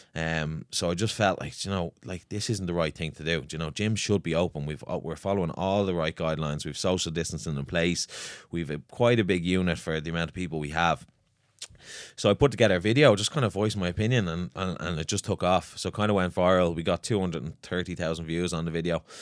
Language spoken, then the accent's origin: English; Swords, Leinster, Ireland; I'm from Swords.